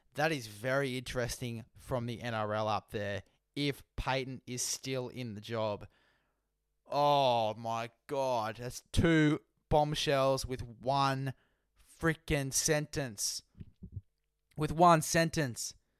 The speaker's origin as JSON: {"language": "English", "country": "Australia", "said": "as an Aussie myself, as an Aussie man."}